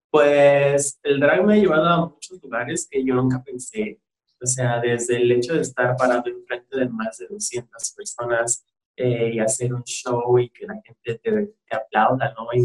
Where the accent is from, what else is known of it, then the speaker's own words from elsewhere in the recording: Mexico City, Mexico; eh, soy de la Ciudad